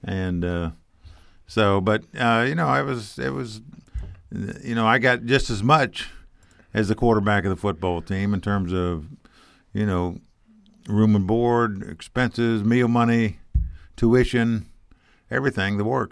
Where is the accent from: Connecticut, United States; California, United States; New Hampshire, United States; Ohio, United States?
Ohio, United States; Dayton; also born or lived in Shelbyville, Indiana; I actually grew up in Dayton, Ohio.